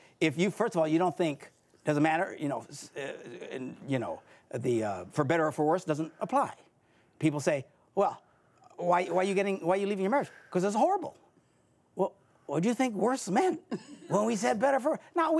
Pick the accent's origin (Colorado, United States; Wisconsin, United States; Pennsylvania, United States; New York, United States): Wisconsin, United States; Green Bay; I'm from Green